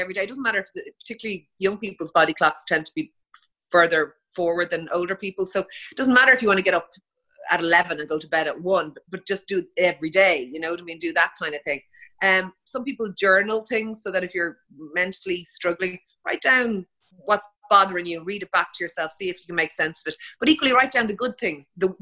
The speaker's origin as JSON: {"language": "English", "country": "Ireland", "said": "being Irish"}